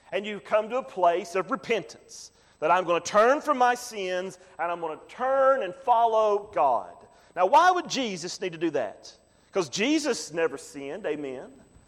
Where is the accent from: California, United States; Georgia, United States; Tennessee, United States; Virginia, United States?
Tennessee, United States; the hill country of; I'm from the hill country of Tennessee.